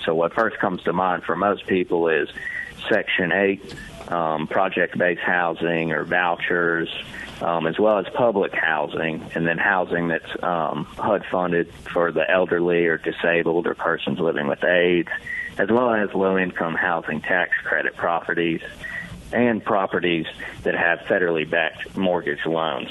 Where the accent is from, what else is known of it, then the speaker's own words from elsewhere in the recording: Hattiesburg, Mississippi, United States; I grew up in Hattiesburg, Mississippi, and then went to the University of Mississippi for undergrad, and then stuck around for law school